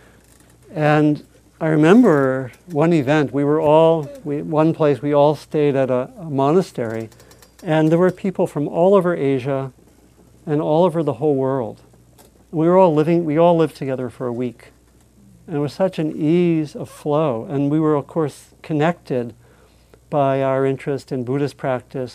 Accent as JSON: {"language": "English", "region": "East Coast", "country": "United States", "tie": "born or raised there", "said": "I was born on the East Coast"}